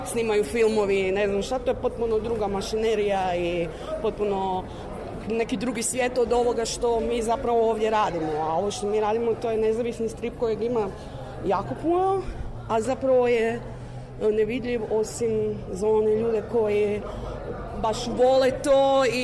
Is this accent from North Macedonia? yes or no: no; Croatia; mi isto iz Hrvatske smo poslali mlade cure koje su studentice